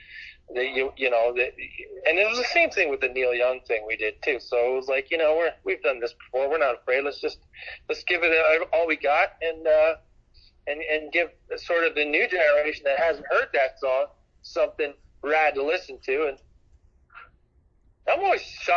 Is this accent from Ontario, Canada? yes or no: yes; Hamilton, Ontario, Canada; I grew up in Hamilton, Ontario